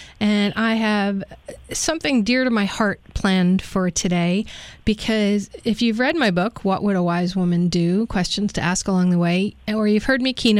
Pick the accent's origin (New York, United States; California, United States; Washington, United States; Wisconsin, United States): New York, United States; New York City; also born or lived in Yonkers, New York; I grew up in New York, the Bronx and then Yonkers, New York